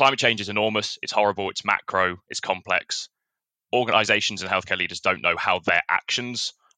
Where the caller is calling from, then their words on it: Oxford, South East England, United Kingdom; I'm calling from all the way across the Atlantic in a tropical paradise called Oxford in England.